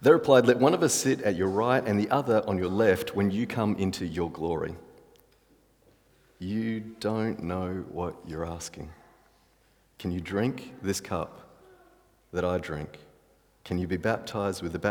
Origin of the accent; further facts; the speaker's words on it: Australia; I'm Australian.